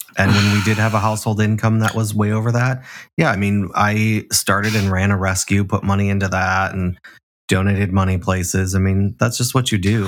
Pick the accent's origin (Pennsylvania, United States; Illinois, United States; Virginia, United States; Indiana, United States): Illinois, United States; Chicago; I'm from Chicago, the South Side